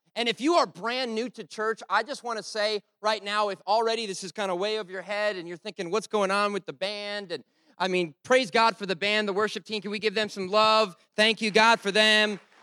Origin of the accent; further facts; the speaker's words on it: Rhode Island, United States; I'm from Rhode Island